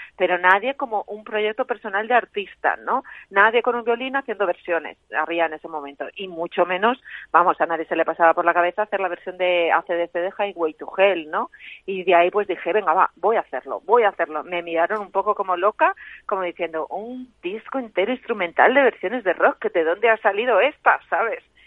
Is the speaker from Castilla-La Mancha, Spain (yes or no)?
yes; Cuenca, Castilla-La Mancha, Spain; also born or lived in Ireland; yo soy de Cuenca, pues en Cuenca solo se podía estudiar música ahí en el conservatorio